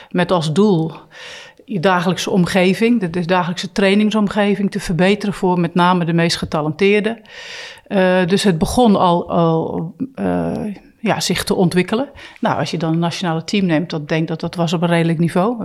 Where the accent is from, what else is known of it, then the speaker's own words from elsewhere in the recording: Poortugaal, South Holland, Netherlands; Ja, dat ligt net onder Rotterdam, is een dorp. Dus ja, eh, als je een kind bent en je houdt van sporten, ben je heel snel uitgekeken wat keus betreft.